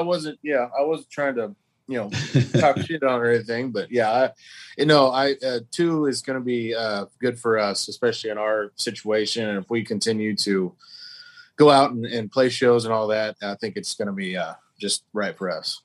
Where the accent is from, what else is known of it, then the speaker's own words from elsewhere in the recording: Oklahoma, United States; we're all from Oklahoma